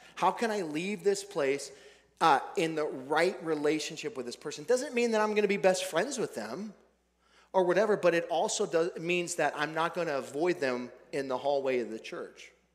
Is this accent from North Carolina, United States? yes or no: no; Billings, Montana, United States; Billings, Montana, my hometown